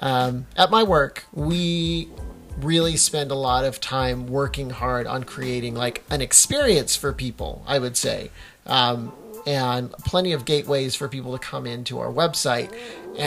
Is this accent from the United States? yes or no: yes; Sanger, California, United States; moved away as an adult; also born or lived in Fresno; now in Redwood City, United States; I was born in Sanger